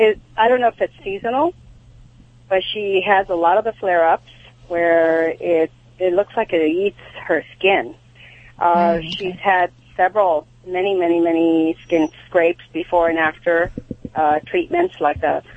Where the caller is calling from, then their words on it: Sherman Oaks, California, United States; Sherman Oaks.